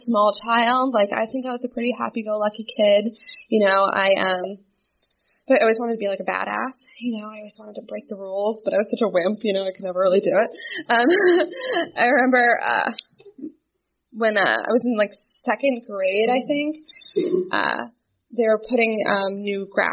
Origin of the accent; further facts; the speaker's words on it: New Jersey, United States; I'm born and raised in New Jersey. I lived there my entire life